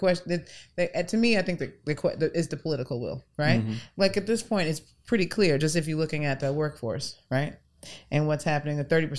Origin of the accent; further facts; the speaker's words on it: New York, United States; now in New Orleans, United States; Growing up in New York, we lived a nice life. We had a pool in the backyard